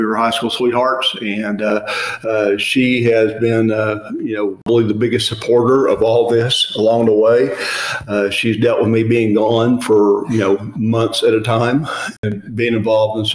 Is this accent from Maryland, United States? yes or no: no; Elk City, Oklahoma, United States; I was born in Elk City, Oklahoma, and grew up out there